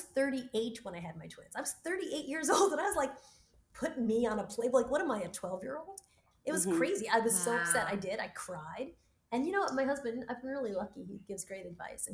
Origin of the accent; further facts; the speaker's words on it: United States; I'm an American. My roots are in Cuba and Australia, and I'm a Black American